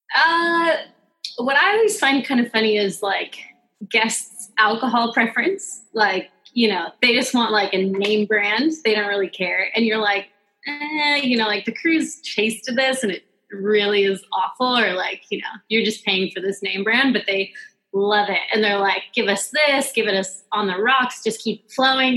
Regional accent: Pleasant Hill, Oregon, United States; moved away; also born or lived in Hawaii; I'm actually from Oregon. Um, a very very small town in Oregon called Pleasant Hill

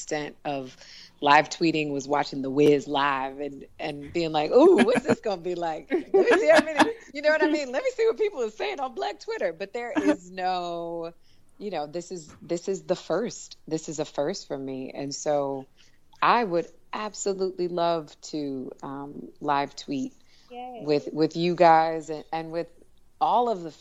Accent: Detroit, Michigan, United States; moved away as an adult; also born or lived in Washington, D.C.; I grew up in Detroit

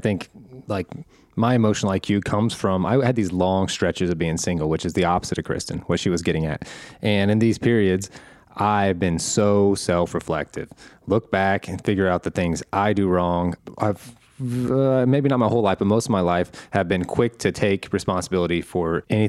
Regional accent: Midwest, United States; We're both from the Midwest, but you have gone from a few big cities.

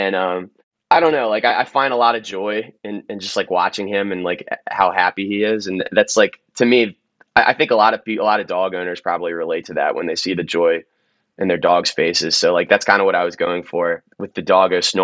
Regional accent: Maryland, United States; I'm from Maryland

